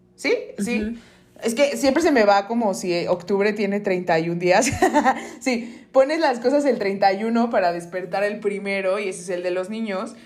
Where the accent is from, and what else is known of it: Mexico